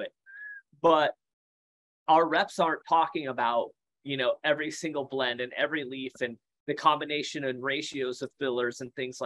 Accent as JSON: {"language": "English", "region": "Iowa", "country": "United States", "tie": "born or raised there", "said": "I grew up in Iowa, right? Small town, Iowa, 1,300 people in my massive town."}